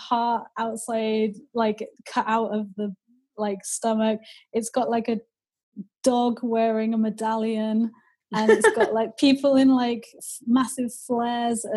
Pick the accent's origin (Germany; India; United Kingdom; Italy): United Kingdom; Wolverhampton, West Midlands; I grew up in Wolverhampton, which has like got a huge Northern Soul history.